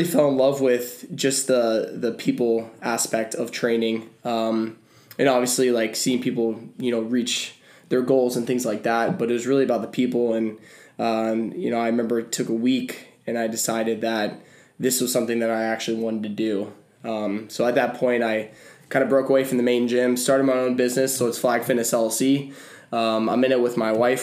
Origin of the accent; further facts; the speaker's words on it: Clearwater, Florida, United States; moved away as an adult; now in Ohio, United States; I'm originally from Clearwater, Florida, born and raised, and moved up to Ohio to study pre-med